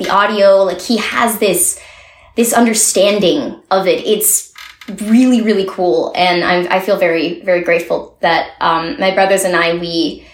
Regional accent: Montreal, Quebec, Canada; moved away; I miss my hometown, and I hope that I can go back to it sometime soon. You know, it would be great to see Montreal again.

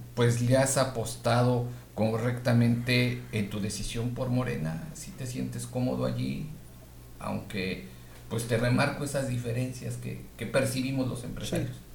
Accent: Mexico; Yo lo pienso como mexicano.

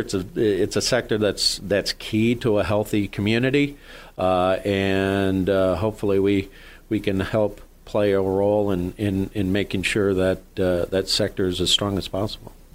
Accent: Jamestown, New York, United States; moved away as an adult; also born or lived in Meadville, Pennsylvania / Washington, D.C.; now in Erie, United States; I grew up just over the border in uh, Jamestown, New York

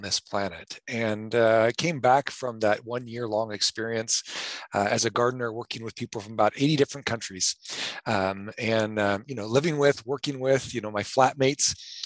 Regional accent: North Platte, Nebraska, United States; also born or lived in Haifa, Israel; I was born and raised in Western Nebraska

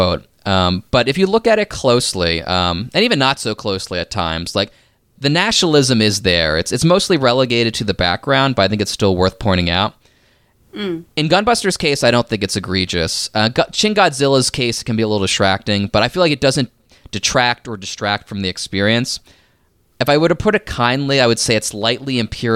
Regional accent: United States; I'm speaking as an American

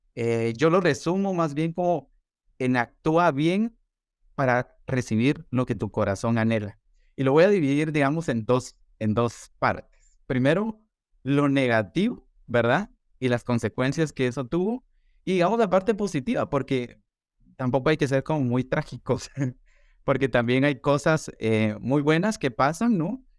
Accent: Guatemala; also born or lived in Guatemala City; resido en la ciudad de Guatemala, soy publicista y soy comunicador de profesión y actualmente pues soy coordinador de medios eh, de comunicación eh, para marcas de consumo masivo en mi país

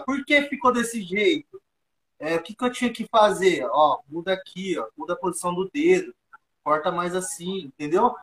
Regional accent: Brazil; eu nasci cresci aqui no bairro, no Eldorado

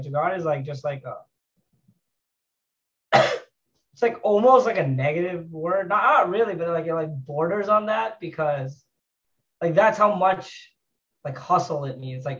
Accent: India; At least that we're familiar with as Indian, which is unique to being Indian.

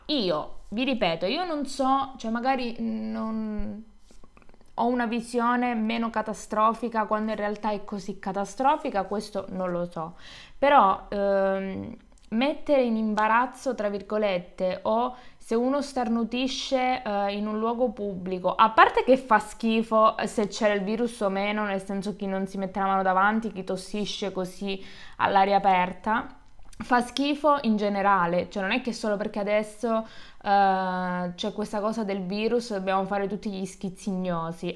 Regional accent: Calabria, Italy; moved away; sono tornata giù, in Calabria, in un paesino sperduto dove nel mio paese e nel paese che fa provincia, perché il mio è un comune piccolo

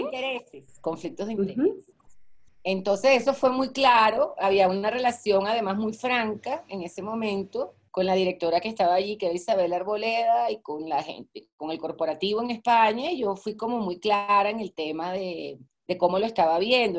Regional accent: Venezuela; also born or lived in Maracaibo / Caracas; yo soy venezolana

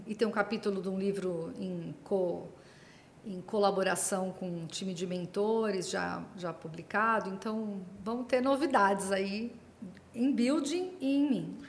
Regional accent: Santos, São Paulo, Brazil; eu sou de Santos, né, ou seja, do estado de São Paulo, mas aqui do litoral

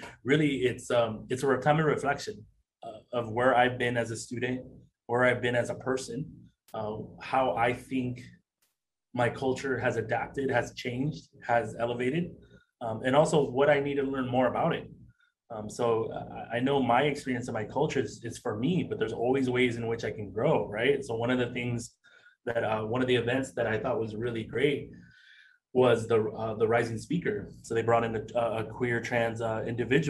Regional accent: San Diego, California, United States; Growing up in San Diego, I grew up right by the Tijuana border.

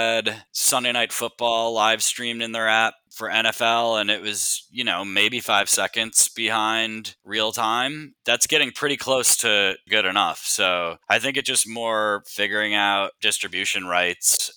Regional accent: Minnesota, United States; I'm from Minnesota

